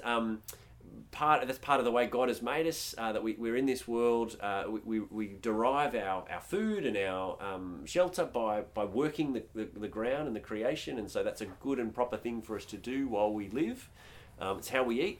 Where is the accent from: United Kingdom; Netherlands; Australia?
Australia; we as Australians